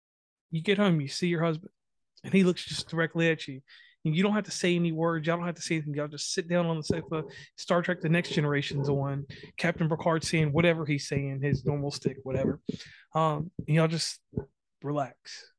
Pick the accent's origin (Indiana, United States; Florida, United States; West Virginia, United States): West Virginia, United States; So I'm from West Virginia.